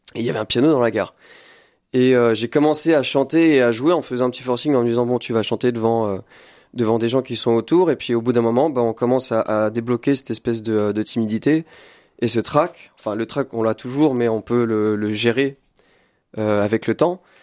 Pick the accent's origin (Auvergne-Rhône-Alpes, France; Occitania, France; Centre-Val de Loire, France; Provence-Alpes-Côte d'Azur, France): Centre-Val de Loire, France; Blois; moved away as an adult; now in Tours, France; Je suis né à Blois en 97 et j'ai grandi euh, dans le 41